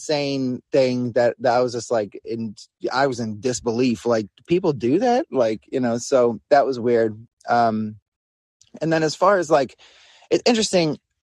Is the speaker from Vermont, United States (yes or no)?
no; New York, United States; I'm from New York